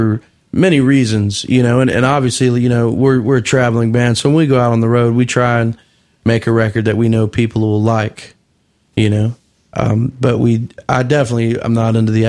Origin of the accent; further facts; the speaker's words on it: Florida, United States; I grew up in Florida